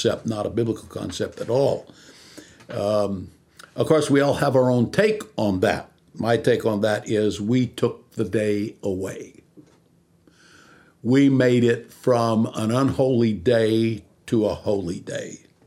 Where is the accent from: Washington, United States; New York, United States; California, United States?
California, United States; Visalia; I was born here in California, in Visalia, California, which is almost the dead center of the state. I was born there